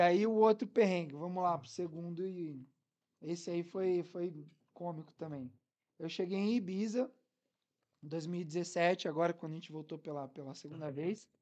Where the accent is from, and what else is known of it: Brazil; now in Algarve, Portugal